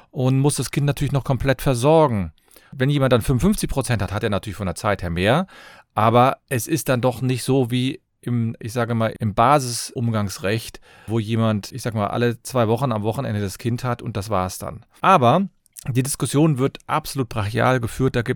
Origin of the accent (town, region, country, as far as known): Cologne, North Rhine-Westphalia, Germany